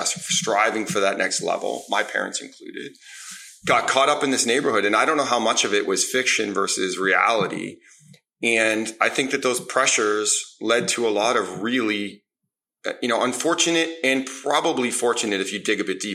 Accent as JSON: {"language": "English", "town": "Toronto", "region": "Ontario", "country": "Canada", "tie": "born or raised there", "said": "I grew up in Toronto on the east side"}